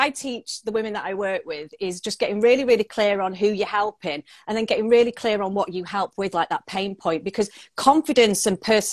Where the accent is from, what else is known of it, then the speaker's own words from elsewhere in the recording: Manchester, North West England, United Kingdom; I am a Mancunian, so I live in the UK